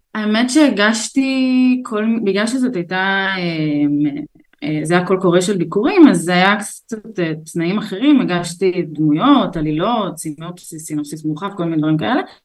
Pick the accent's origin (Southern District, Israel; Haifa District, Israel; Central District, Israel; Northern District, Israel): Northern District, Israel; Beit She'an; moved away as an adult; also born or lived in Azerbaijan; now in Tel Aviv, Israel; גדלתי בבית שאן